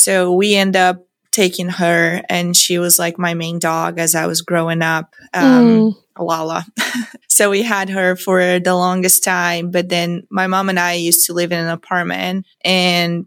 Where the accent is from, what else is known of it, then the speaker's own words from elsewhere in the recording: São Miguel do Oeste, Santa Catarina, Brazil; moved away as an adult; I grew up in São Miguel do Oeste, Santa Catarina, Brazil